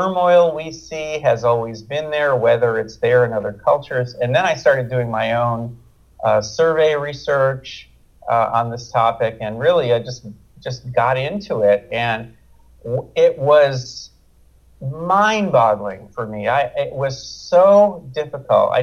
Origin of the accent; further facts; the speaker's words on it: United States; we as American parents